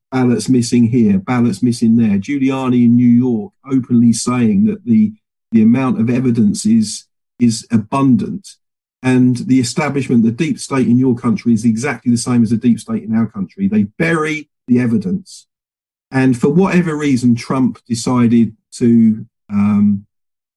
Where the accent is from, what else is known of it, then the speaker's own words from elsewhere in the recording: England, United Kingdom; I'm a free Englishman